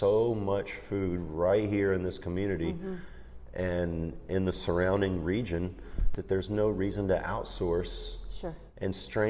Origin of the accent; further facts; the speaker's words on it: Acworth, Georgia, United States; moved away as an adult; also born or lived in Colorado / Chattanooga, Tennessee; now in Alabama, United States; I'm a Georgia boy that's now an Alabama lover. I grew up in Ackworth, which is maybe 30 miles north of Atlanta